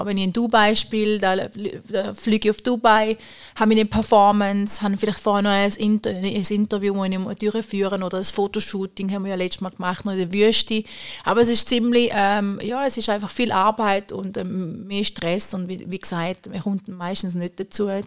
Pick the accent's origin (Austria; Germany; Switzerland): Switzerland; St. Gallen; ich bin gerne in der Stadt St. Gallen, ich fühle mich da wohl, das ist auch meine Heimat.